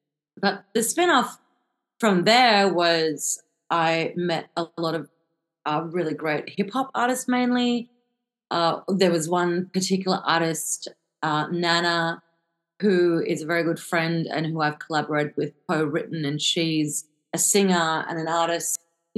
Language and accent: English; South Africa; born there; So I was born in South Africa, so I have this, I suppose, pull to keep on revisiting, you know, the home continent.